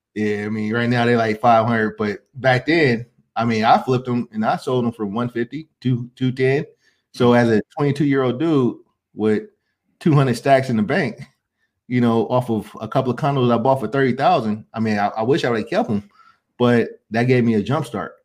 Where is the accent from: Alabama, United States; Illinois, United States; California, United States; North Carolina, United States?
California, United States; Oakland; moved away as an adult; also born or lived in San Diego, California / Arizona; I was blessed to be able to to be uh, to be brought up in the Bay Area. You know, I was born in Oakland